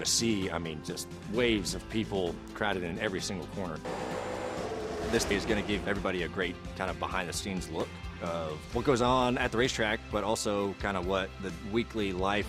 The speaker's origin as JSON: {"language": "English", "town": "High Point", "region": "North Carolina", "country": "United States", "tie": "born or raised there", "also_born_or_lived": "Ohio", "said": "I am born in Ohio, and I grew up in High Point, North Carolina."}